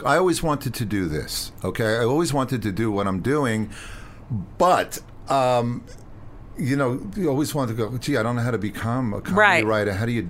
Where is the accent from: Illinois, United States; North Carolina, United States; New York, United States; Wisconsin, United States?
New York, United States; Long Island; When I was growing up on Long Island